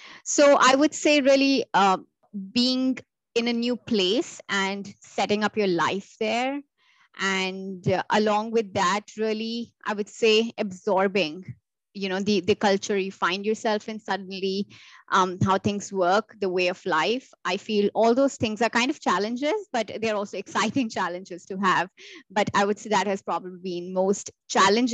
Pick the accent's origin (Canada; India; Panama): India; moved away as an adult; also born or lived in Paris, France; I'm born and bred in India and I lived 20 years in India before I decided to pursue my higher education in marketing. And that's when I moved to Paris